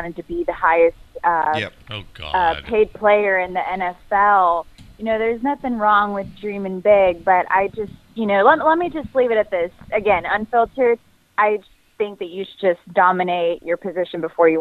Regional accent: Houston, Texas, United States; I'm from Houston. I grew up watching the Astros, going to all the games

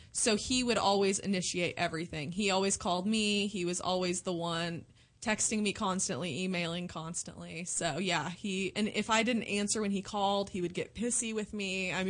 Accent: Southern Illinois, United States; also born or lived in Indiana / Southern Indiana; I was born in Indiana, and then I grew up and went to school in Southern Illinois, and then moved back to Southern Indiana. But people don't understand, it's only like 15 miles apart.

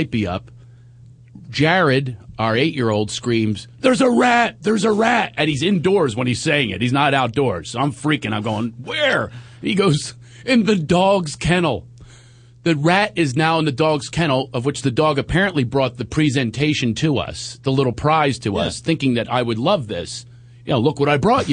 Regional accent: Philadelphia, Pennsylvania, United States; moved away as an adult; also born or lived in New York / Long Island; growing up in Philadelphia

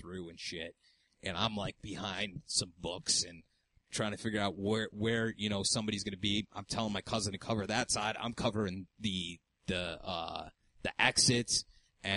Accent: New York, United States; I'm from New York

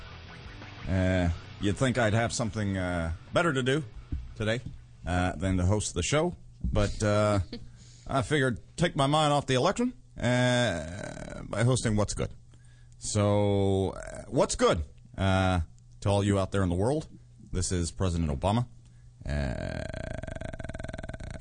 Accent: Arizona, United States; moved away as an adult; also born or lived in Texas / California; I was born in Texas and lived in California, but from age 7 to 19, I lived in Arizona

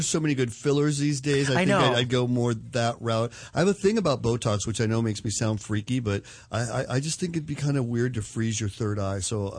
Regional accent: St. Louis, Missouri, United States; now in Los Angeles, United States; I grew up on the Mississippi River in St. Louis.

